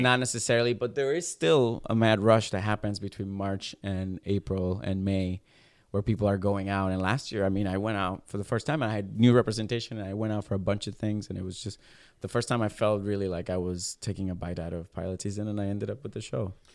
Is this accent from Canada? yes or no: no; Puerto Rico; moved away as an adult; I'm from Puerto Rico, born and raised